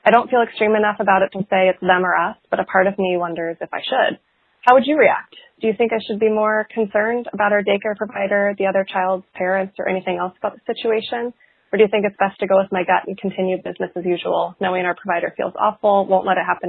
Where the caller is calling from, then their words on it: Portland, United States; calling from Portland